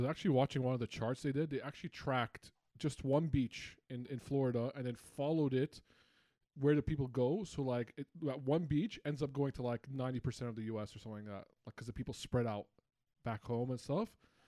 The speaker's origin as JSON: {"language": "English", "country": "Lebanon", "also_born_or_lived": "Uxbridge, United Kingdom", "moved": "as an adult", "said": "Last time I lived in Lebanon, which is technically my home country, is 2010. So I've been 10 years outside, right, living abroad."}